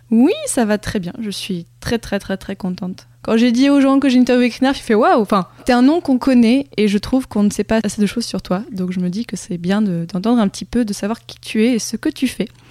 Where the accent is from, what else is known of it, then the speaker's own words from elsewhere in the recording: Morocco; moved away as an adult; j'ai grandi donc au Maroc, donc jusqu'à mes 18 ans.